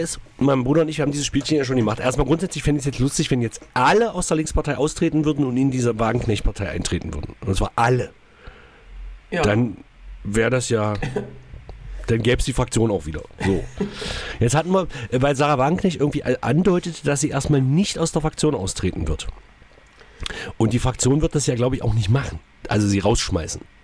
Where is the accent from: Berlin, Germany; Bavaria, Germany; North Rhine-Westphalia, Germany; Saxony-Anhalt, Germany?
Saxony-Anhalt, Germany; Magdeburg; Bei uns in Magdeburg